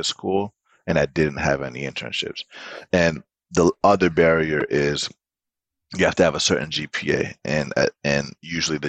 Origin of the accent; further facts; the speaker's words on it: Atlanta, Georgia, United States; I did grow up in Atlanta